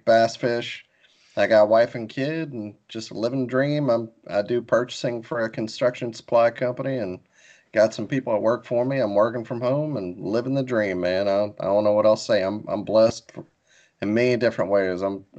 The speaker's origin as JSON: {"language": "English", "town": "Biloxi", "region": "Mississippi", "country": "United States", "tie": "born or raised there", "also_born_or_lived": "New Orleans, Louisiana", "moved": "as an adult", "lives_now": "Alabama, United States", "said": "I'm originally from Biloxi, Mississippi on the coast. Grew up there fishing mostly inshore. Lived in New Orleans too."}